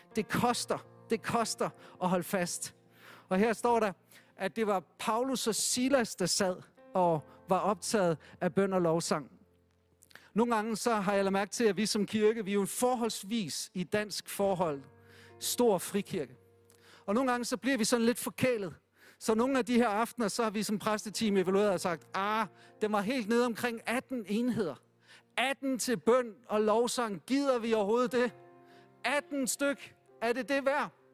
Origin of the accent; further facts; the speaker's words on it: Denmark; Jeg synes som dansker, det har været okay